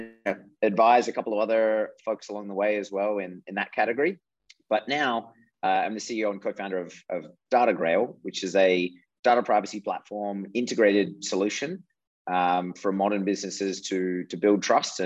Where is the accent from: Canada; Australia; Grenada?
Australia; moved away as an adult; also born or lived in Europe / Japan / Michigan; now in San Francisco, United States; I grew up in Australia.